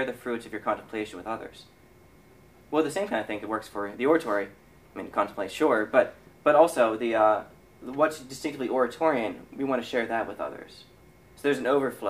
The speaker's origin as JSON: {"language": "English", "town": "Pittsburgh", "region": "Pennsylvania", "country": "United States", "moved": "as an adult", "said": "it was the first time I was actually away from Pittsburgh, from family"}